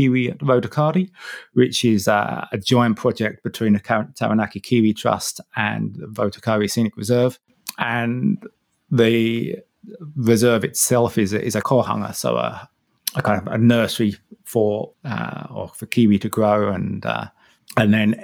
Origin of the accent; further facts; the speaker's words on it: Harlow, East of England, United Kingdom; moved away as an adult; also born or lived in Shetland Islands, Scotland; now in Te Anau, New Zealand; I'm from Harlow in Essex in England originally, so somewhere between London and Cambridge